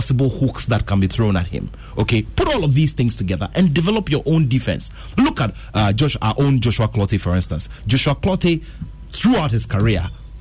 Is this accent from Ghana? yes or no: yes; Ghana; I'm Ghanaian